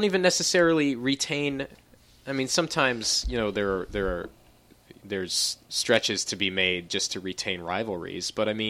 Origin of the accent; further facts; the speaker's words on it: New England, United States; we're all from New England